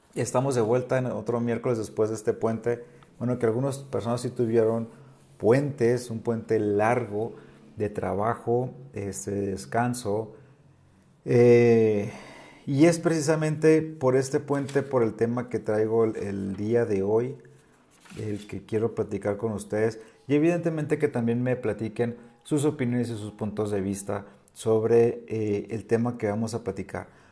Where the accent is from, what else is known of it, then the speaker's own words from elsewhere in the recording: northern Mexico, Mexico; now in Oaxaca, Mexico; yo que vengo del norte